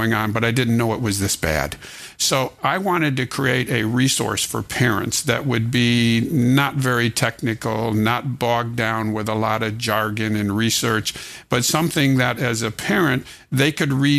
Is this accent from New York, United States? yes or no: no; near Chicago, Illinois, United States; moved away as an adult; now in Texas, United States; I was born and raised in Illinois, up near Chicago